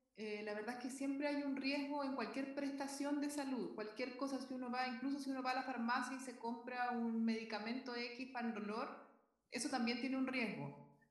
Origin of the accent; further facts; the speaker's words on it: Concepción, Biobío, Chile; moved away as an adult; now in Viña del Mar, Chile; vivo en Viña del Mar, pero nací en Concepción, así que soy sureña